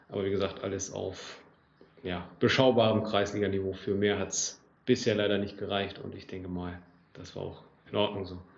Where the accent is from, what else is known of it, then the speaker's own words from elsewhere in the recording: Großenkneten, Lower Saxony, Germany; moved away as an adult; also born or lived in Frankfurt am Main; now in Oldenburg, Germany; 28 Jahre alt, komme gebürtig aus Großen Kneten, bin hier aufgewachsen, bin dann nach dem Abitur und einem FSJ äh, bei der EWE e in Oldenburg angefangen, bin dann auch nach Oldenburg gezogen.